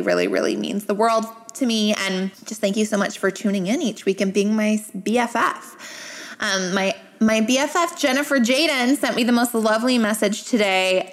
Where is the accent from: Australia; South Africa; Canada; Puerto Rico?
Canada; I'm Canadian